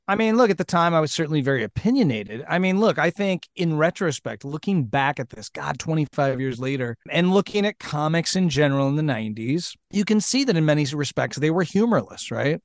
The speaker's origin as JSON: {"language": "English", "region": "Nebraska", "country": "United States", "said": "I'm from Nebraska"}